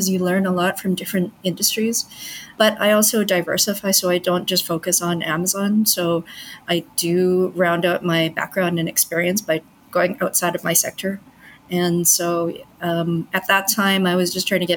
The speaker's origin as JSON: {"language": "English", "town": "Vancouver", "region": "British Columbia", "country": "Canada", "tie": "born or raised there", "also_born_or_lived": "Montreal", "moved": "as an adult", "lives_now": "Hong Kong", "said": "I grew up in Canada, but I was born in Hong Kong. I pretty much am very Canadian, though. So we moved when I was really young. And I studied there. I did my undergrad in biochemistry in Vancouver, my hometown."}